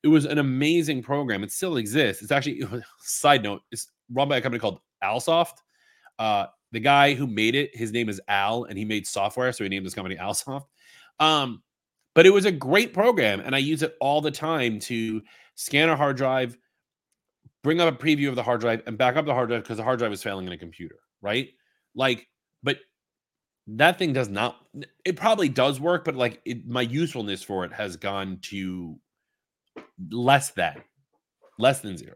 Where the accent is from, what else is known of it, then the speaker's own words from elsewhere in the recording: Long Island, New York, United States; I'm not Singaporean. I'm from Long Island